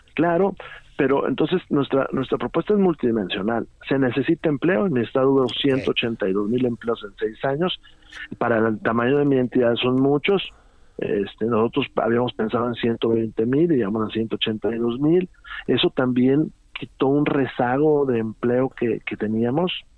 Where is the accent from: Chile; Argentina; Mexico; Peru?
Mexico; Saltillo, Coahuila; mi tierra. Eh, Saltillo